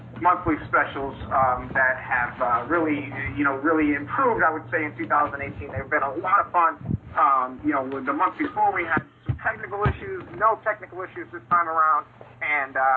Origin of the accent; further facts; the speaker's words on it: Chicago, Illinois, United States; I grew up in Chicago